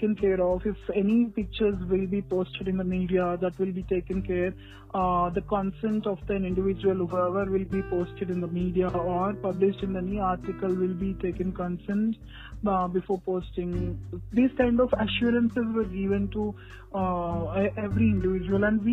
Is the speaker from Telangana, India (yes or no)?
yes; Hyderabad, Telangana, India; I'm from Hyderabad